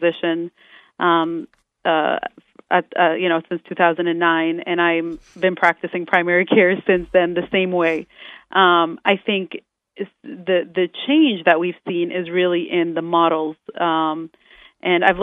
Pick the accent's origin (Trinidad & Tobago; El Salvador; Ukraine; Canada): Canada; moved away as an adult; also born or lived in Florida, United States; now in Orlando, United States; I'm a Canadian